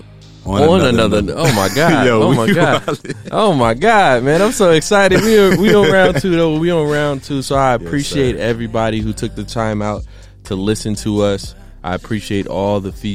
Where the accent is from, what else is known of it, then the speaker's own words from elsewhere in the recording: Columbus, Ohio, United States; moved away as an adult; now in Texas, United States; I was born and raised in Columbus, Ohio